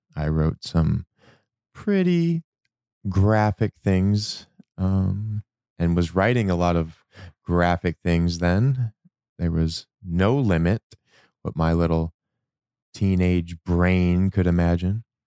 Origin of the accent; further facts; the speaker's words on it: Michigan, United States; moved away; I grew up in Michigan